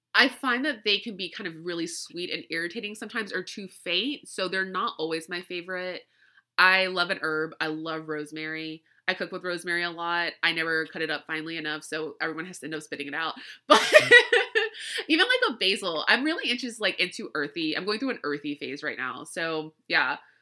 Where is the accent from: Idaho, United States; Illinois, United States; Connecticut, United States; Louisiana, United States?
Louisiana, United States; I grew up in Louisiana